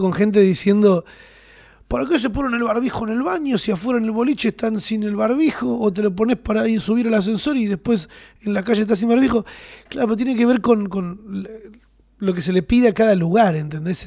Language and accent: Spanish; Argentina; somos argentinos y nos gusta abrazarnos